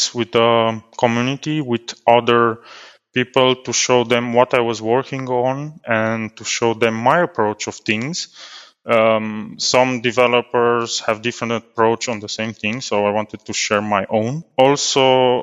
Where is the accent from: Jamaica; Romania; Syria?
Romania; Cluj-Napoca, Cluj County; I'm from Cluj-Napoca, Romania, in a region called Transylvania